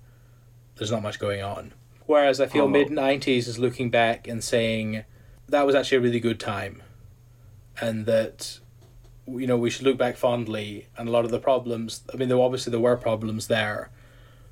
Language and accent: English; United Kingdom; we're British